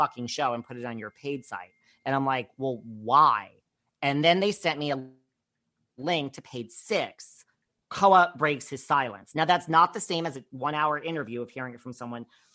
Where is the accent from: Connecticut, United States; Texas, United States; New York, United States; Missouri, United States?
New York, United States; I'm from New York